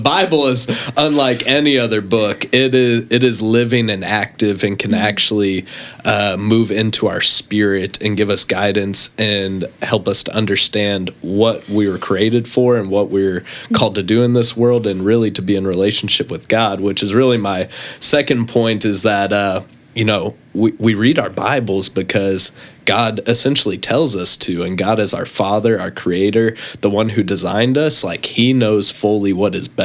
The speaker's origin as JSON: {"language": "English", "town": "Cypress", "region": "Texas", "country": "United States", "said": "I hail from Cypress, Texas, just a little bit northwest of here. You can find my hood over there. Shout out Langham Creek"}